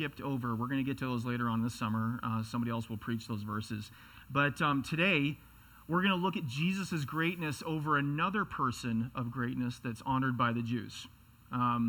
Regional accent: Seattle, Washington, United States; I come from Seattle

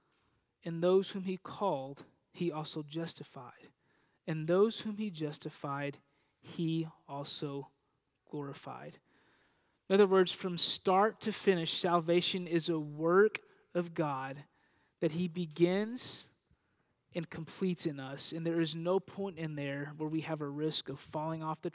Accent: Panhandle, Texas, United States; now in Dallas-Fort Worth, United States; I grew up in a region of Texas known as the Panhandle, and a town in the middle of that region called Panhandle

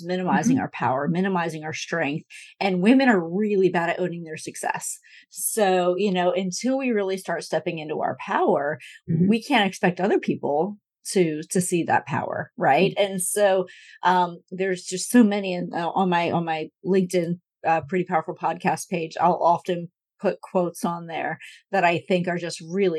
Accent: Northeast, United States; I grew up in the Northeast

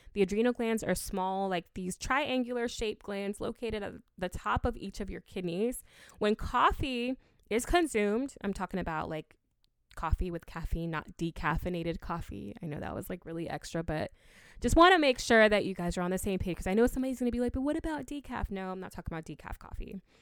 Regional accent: Ghana; I'm from Ghana, and we drink hibiscus a lot

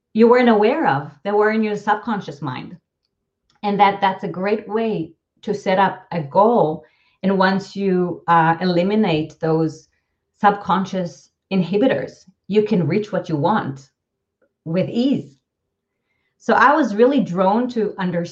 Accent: Israel; first language Hebrew; English is a second language; moved away as an adult; now in San Francisco Bay Area, United States; growing up in Israel

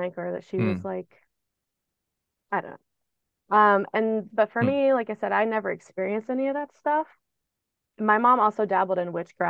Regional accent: Texas, United States; I grew up in Texas around Baptists

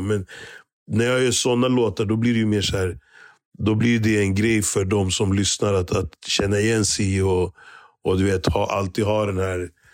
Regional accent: Stockholm, Stockholm County, Sweden; also born or lived in Kenya; min uppväxt i Hässelby

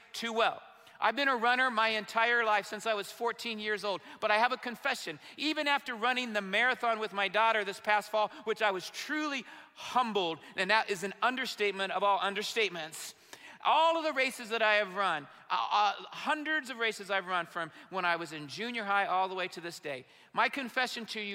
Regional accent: Indiana, United States; I'm from Indiana

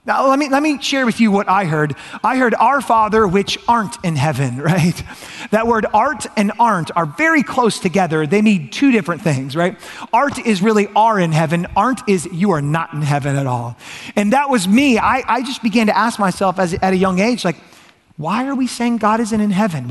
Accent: Georgia, United States; I grew up in Georgia, and I grew up going to a Catholic church on and off again

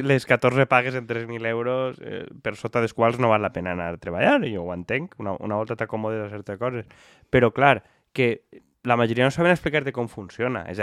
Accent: Valencian Community, Spain; Com a bons valencians.

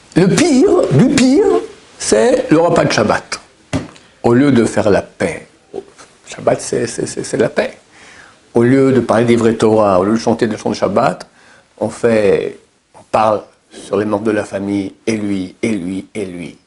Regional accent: Switzerland; chez nous en Suisse

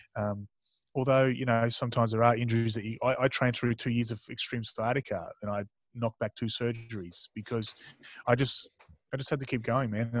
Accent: Tasmania, Australia; born or raised there; also born or lived in Mildura, Victoria / Darwin, Northern Territory

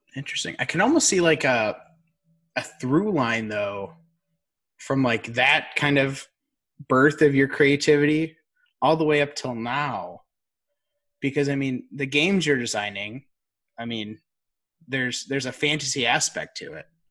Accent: outside of Chicago, Illinois, United States; we grew up outside of Chicago.

